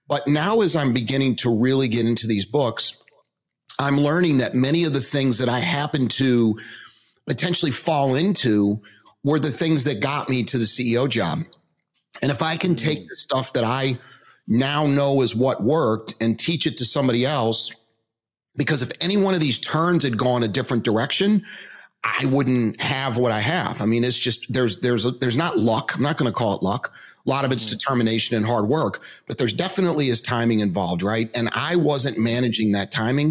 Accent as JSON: {"language": "English", "town": "Metairie", "region": "Louisiana", "country": "United States", "tie": "born or raised there", "said": "I grew up in New Orleans, Louisiana, Metairie to be specific, which is right outside of New Orleans"}